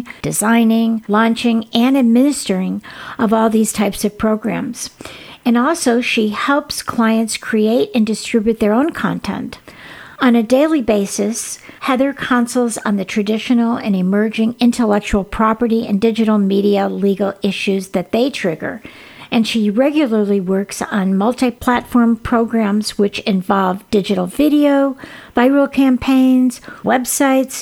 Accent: Chicago, Illinois, United States; I grew up in the Chicago area

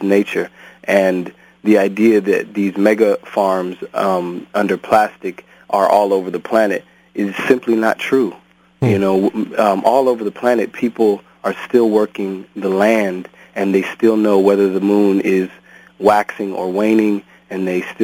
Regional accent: Cerritos, California, United States; where I grew up was actually in Cerritos, California

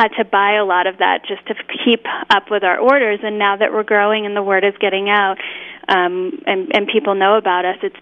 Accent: Rockland County, New York, United States; moved away as an adult; also born or lived in Colorado; I grew up in Rockland County, which is about 20 miles north of Manhattan

